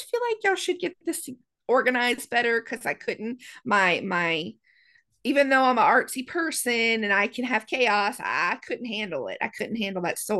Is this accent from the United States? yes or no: yes; the South, United States; I'm from the South